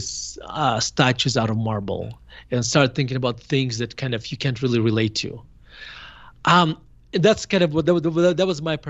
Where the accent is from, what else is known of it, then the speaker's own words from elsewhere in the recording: Murmansk, Murmansk Oblast, Russia; moved away as an adult; now in United States; So I grew up in Murmansk in a Jewish family. And we moved to United States in 1991. I was 18 years old. So you can argue that I spent my f- formidable years in Russia